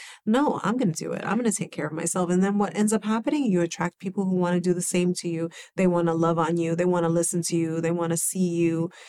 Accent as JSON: {"language": "English", "region": "New York", "country": "United States", "tie": "born or raised there", "said": "And I grew up in the Bronx."}